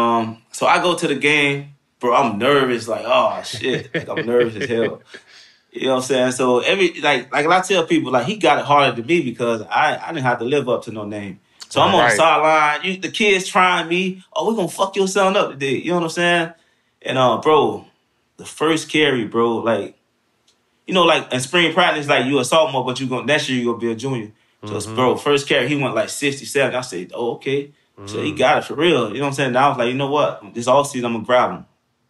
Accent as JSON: {"language": "English", "town": "Miami", "region": "Florida", "country": "United States", "said": "And I'm from Miami, so he played the same position."}